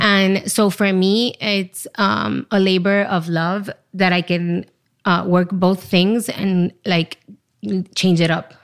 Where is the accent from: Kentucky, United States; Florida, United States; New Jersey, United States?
Florida, United States; Miami; moved away as an adult; also born or lived in Chile / Los Angeles; now in New York, United States; I'm from Chile. I was there till I was four, and then we moved to Miami, to the States